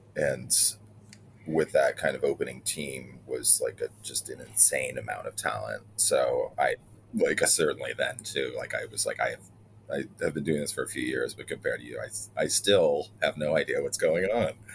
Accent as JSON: {"language": "English", "town": "Elmira", "region": "New York", "country": "United States", "tie": "born or raised there", "moved": "yes", "lives_now": "New York City, United States", "said": "growing up in Elmira"}